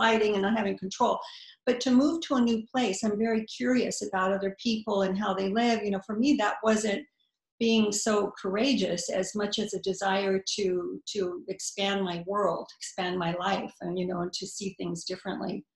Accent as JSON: {"language": "English", "country": "United States", "also_born_or_lived": "Paris / Rome", "moved": "as an adult", "said": "I was an American, and it just wasn't, I mean, I'm still an American"}